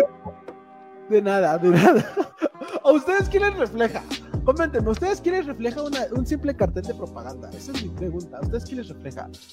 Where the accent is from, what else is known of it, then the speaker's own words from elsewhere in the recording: Mexico; nacimos en un país que es amigo de todo el mundo